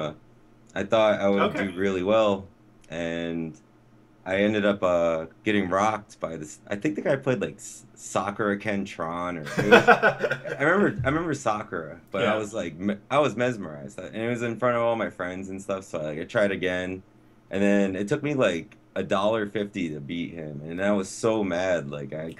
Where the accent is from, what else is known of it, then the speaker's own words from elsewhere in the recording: New London, Connecticut, United States; I was born in New London, Connecticut, Lawrence Memorial Hospital. Little, quaint little town